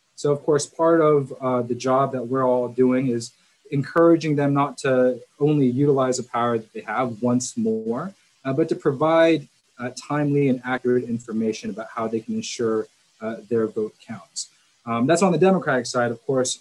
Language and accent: English; Georgia, United States; I'm born and raised in Georgia